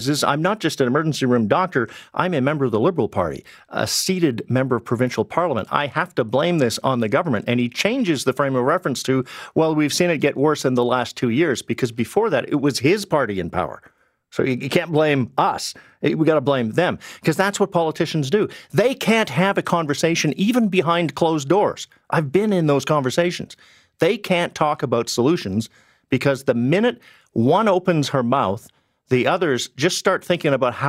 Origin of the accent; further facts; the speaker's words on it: British Columbia, Canada; now in Ontario, Canada; I grew up in British Columbia.